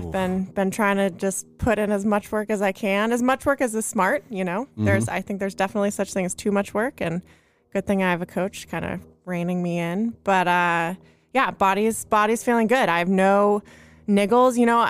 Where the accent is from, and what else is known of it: Carmel, California, United States; born or raised there; also born or lived in Los Angeles, United States / San Francisco, United States